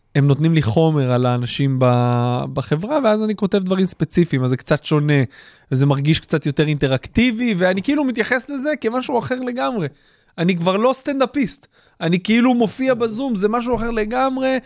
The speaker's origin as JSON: {"language": "Hebrew", "town": "Haifa", "region": "Haifa District", "country": "Israel", "tie": "born or raised there", "said": "כשאני גדלתי באזור חיפה"}